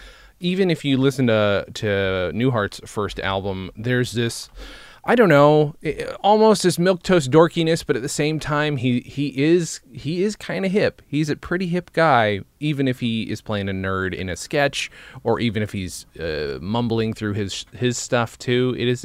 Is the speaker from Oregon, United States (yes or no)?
no; New York, United States; Upstate New York.